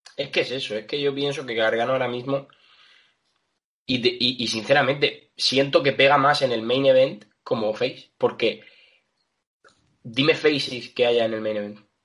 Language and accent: Spanish; Region of Murcia, Spain; yo soy murciano